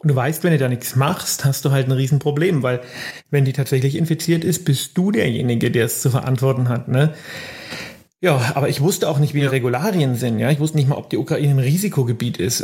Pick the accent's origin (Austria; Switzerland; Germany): Germany; bei uns in Deutschland